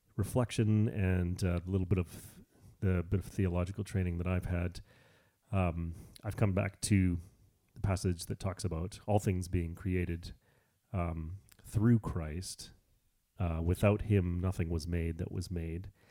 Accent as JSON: {"language": "English", "country": "Canada", "said": "I'm Canadian"}